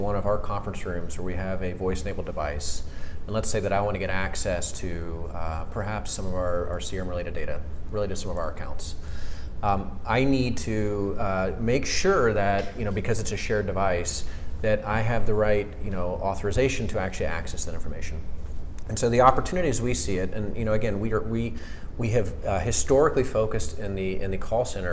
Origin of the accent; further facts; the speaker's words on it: Atlanta, Georgia, United States; moved away as an adult; also born or lived in Maryland / Washington, D.C. area / West Coast; now in Atlanta, United States; I am an Atlanta native. So I grew up in Atlanta